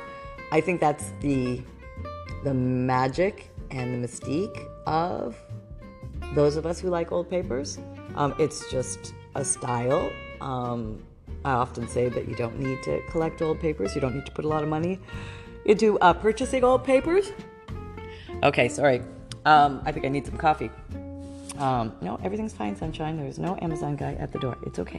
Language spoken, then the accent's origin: English; Canada; I grew up in Canada.